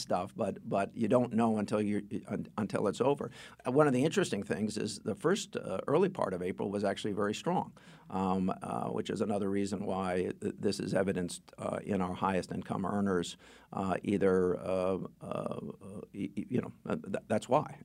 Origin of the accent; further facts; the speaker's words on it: Stamford, Connecticut, United States; I grew up in Stanford